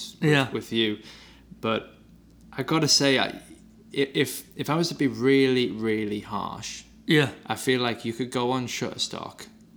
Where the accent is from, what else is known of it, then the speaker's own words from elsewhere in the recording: Durham, North East England, United Kingdom; also born or lived in Newcastle; I'd moved from where I'm from, northeast of England. I moved from Durham to Newcastle.